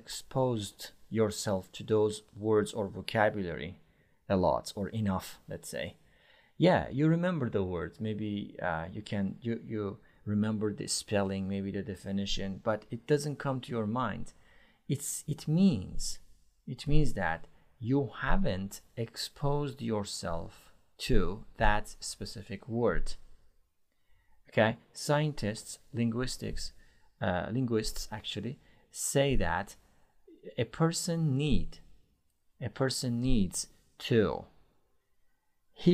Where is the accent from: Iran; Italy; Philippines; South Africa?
Iran; now in Istanbul, Turkey; I am from Iran, but I live